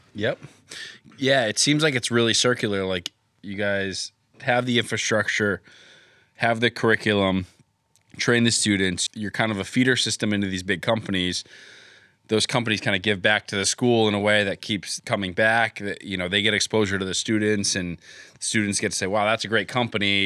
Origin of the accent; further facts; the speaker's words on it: Connecticut, United States; where I grew up in Connecticut